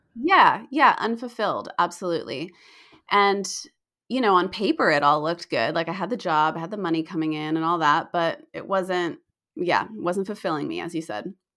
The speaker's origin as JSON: {"language": "English", "country": "United States", "also_born_or_lived": "Australia / New Zealand", "said": "I'm still American"}